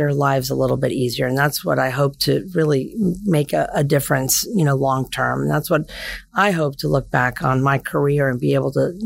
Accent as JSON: {"language": "English", "town": "Vero Beach", "region": "Florida", "country": "United States", "tie": "born or raised there", "also_born_or_lived": "Tallahassee, Florida", "lives_now": "Broward County, United States", "said": "I grew up in Vero Beach, went up to FSU as a Seminole. I stayed in Tallahassee for 20 years."}